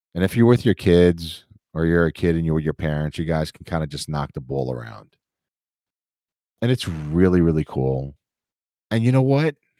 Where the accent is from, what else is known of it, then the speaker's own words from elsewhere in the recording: New York City, New York, United States; growing up in New York City